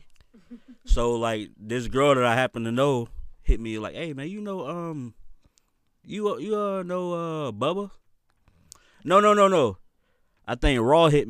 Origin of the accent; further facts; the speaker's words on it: Winter Park, Florida, United States; I'm from Winter Park